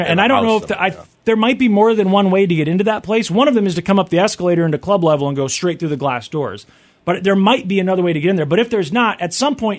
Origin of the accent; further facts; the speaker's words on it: Kansas City, Missouri, United States; in Kansas City, because we got big things happening in my hometown.